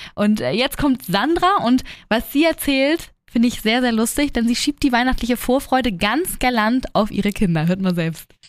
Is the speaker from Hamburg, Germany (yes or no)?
yes; Hamburg, Germany; bei uns in Hamburg